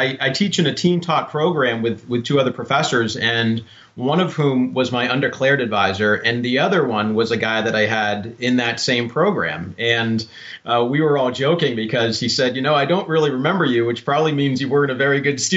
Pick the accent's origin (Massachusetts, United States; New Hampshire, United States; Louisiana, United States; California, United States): New Hampshire, United States; Laconia; I grew up in New Hampshire, and I think that's probably where I got my my interest in Native American history. I grew up in a town called Laconia